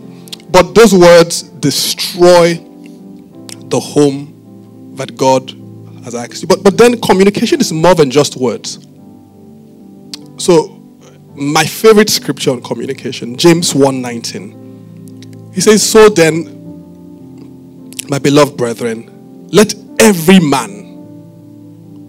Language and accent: English; Benin City, Edo, Nigeria; I didn't grow up in Lagos. I grew up in Benin.